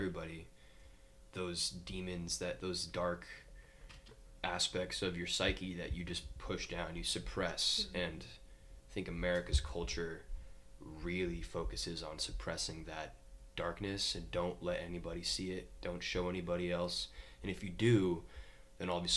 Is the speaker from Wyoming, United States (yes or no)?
yes; Wyoming, United States; moved away as an adult; growing up in Wyoming